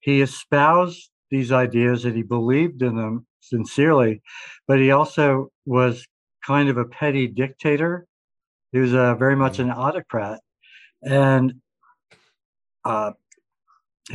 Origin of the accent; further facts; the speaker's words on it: Vermont, United States; my home state of Vermont